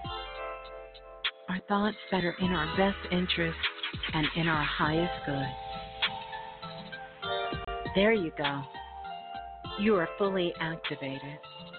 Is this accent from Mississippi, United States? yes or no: no; New York City, New York, United States; that's my birth town. Brooklyn. I'm a Brooklyn girl